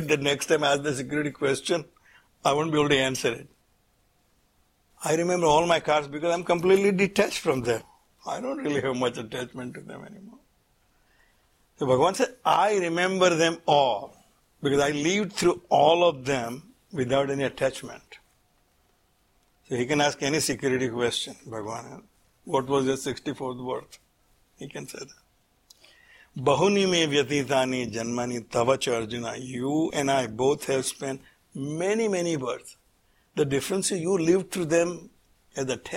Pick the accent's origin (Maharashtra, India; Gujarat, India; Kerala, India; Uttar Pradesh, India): Gujarat, India; Surat; I was born in Surat, then I went to architecture school